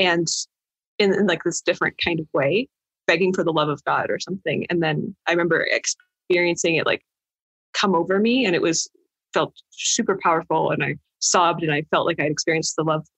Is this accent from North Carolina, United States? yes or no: no; Idaho, United States; also born or lived in California; I was actually born in California, despite mostly growing up in Idaho